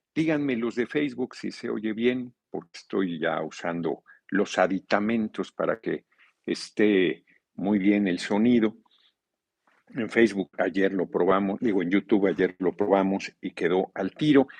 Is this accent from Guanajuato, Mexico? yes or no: no; Tlalnepantla, State of Mexico, Mexico; nací en la Ciudad de México, pero crecí en la Unidad del Seguro Social de Tequesquinagua, Tlalnepantla.